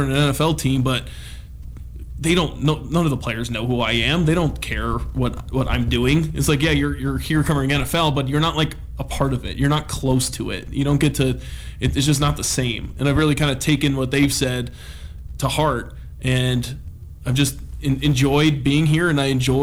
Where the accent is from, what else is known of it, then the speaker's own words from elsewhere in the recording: Julian, California, United States; now in Missoula, United States; I grew up in Julian, California, which is an hour east of San Diego